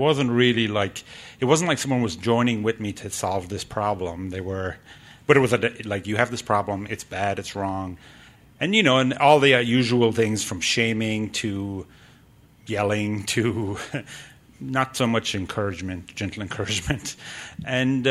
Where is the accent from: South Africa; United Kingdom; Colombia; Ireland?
Ireland; I grew up in Ireland.